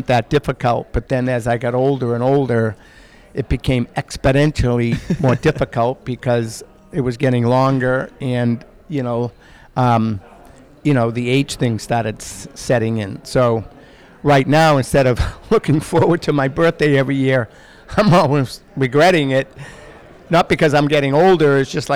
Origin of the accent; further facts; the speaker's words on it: Boston, Massachusetts, United States; growing up in Boston, it's a very sports frenzied community